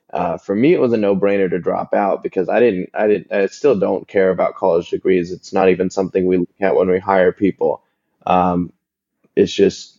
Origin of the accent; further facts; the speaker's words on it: Columbus, Ohio, United States; also born or lived in Los Angeles; now in Atlanta, United States; I grew up in Columbus, Ohio, in the Midwest in the US